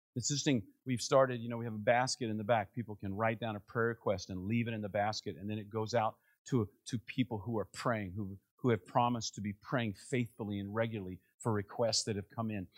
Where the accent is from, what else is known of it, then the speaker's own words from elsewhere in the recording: Northern Virginia, United States; also born or lived in Maryland; I grew up there in Northern Virginia.